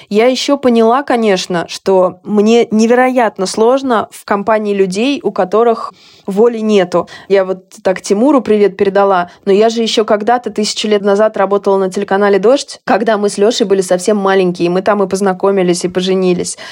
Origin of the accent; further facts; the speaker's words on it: Russia; moved away as an adult; also born or lived in Hungary; now in Budapest, Hungary; я вот 10 лет живу в Венгрии. Безусловно, я россиянка